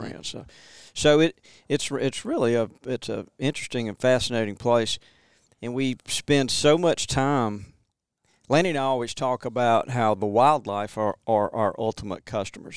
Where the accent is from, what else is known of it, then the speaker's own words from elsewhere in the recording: Montgomery, Alabama, United States; now in West Point, United States; I grew up in Montgomery and, um, Montgomery, Alabama